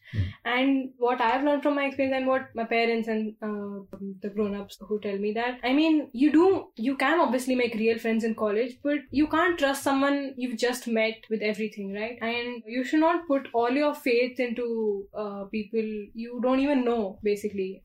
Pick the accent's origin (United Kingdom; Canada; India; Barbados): India; Mumbai, Maharashtra; moved away as an adult; also born or lived in Bangalore; being born and brought up in Mumbai